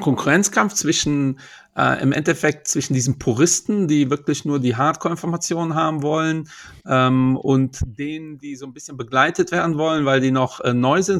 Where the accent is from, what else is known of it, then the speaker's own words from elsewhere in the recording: Portugal; now in Germany; Ich bin Portugiese